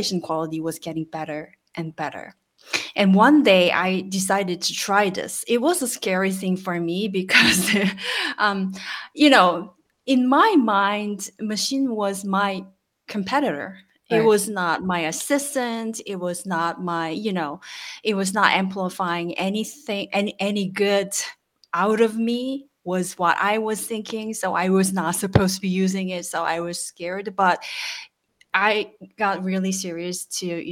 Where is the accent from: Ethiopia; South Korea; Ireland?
South Korea; from South Korea, and I am a translator of long service years